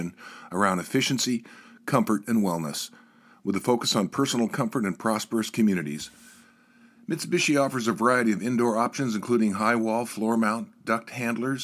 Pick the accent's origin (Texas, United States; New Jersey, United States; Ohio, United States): Ohio, United States; now in Washington, United States; I was born in Ohio.